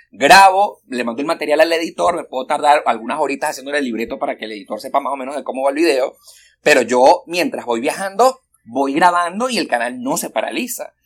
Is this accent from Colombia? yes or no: no; Venezuela; now in Miami, United States; soy súper venezolano